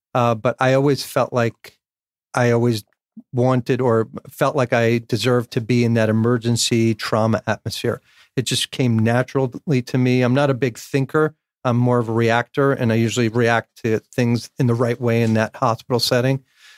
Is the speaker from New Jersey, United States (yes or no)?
yes; North Bergen, New Jersey, United States; So I grew up in Hudson County, North Bergen, New Jersey.